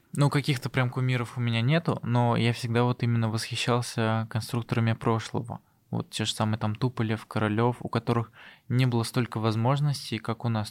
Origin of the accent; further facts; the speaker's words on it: Tatarstan, Russia; moved away as an adult; also born or lived in Zelenodolsk / Sirius; now in Moscow, Russia; я из Татарстана